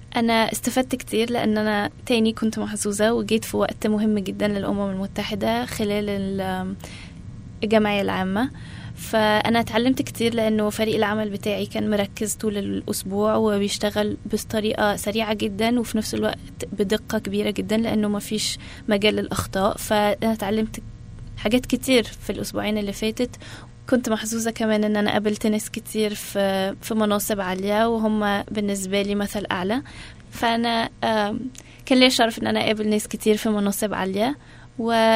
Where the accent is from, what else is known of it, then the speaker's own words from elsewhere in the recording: Alexandria, Alexandria Governorate, Egypt; moved away as an adult; also born or lived in Arizona, United States; now in United States; أنا اتولدت في اسكندرية في مصر وعشت كل حياتي في اسكندرية